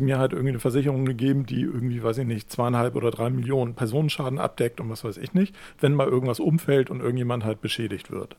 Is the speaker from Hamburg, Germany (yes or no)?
yes; Hamburg, Germany; da, wo ich aufgewachsen bin, ist halt Hamm Nord